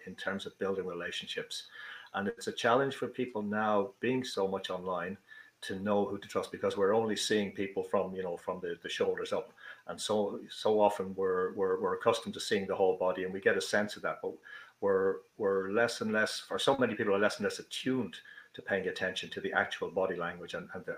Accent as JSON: {"language": "English", "country": "Ireland", "also_born_or_lived": "Dublin", "accent": "Irish", "said": "As you probably gather from the accent, I'm Irish. I'm living in Dublin, the capital city of Ireland"}